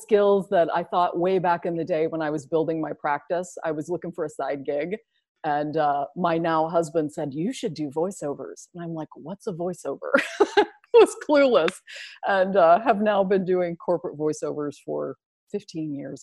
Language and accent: English; Southern Illinois, United States; I grew up in Southern Illinois, which is about 6 hours south of Chicago